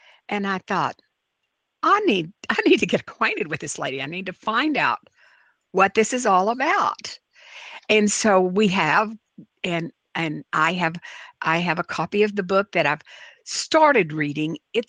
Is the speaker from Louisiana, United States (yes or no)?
yes; New Orleans, Louisiana, United States; I love growing up in New Orleans, and I was fortunate to be able to attend Ursuline Academy, the oldest continuously operating school for girls in the United States, founded in 1727.